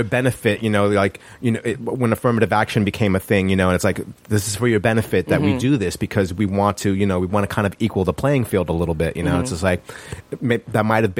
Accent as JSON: {"language": "English", "town": "Yonkers", "region": "New York", "country": "United States", "tie": "born or raised there", "moved": "as an adult", "lives_now": "Los Angeles, United States", "said": "I grew up in Yonkers, New York, where racial slurs were a pretty you know, common thing."}